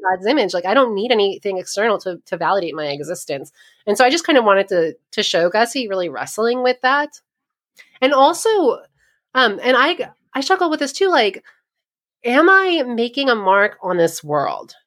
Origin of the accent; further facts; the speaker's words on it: New York, United States; moved away as an adult; also born or lived in eastern Pennsylvania / India; now in Ohio, United States; I grew up in New York, and I spent a little bit of time living in eastern Pennsylvania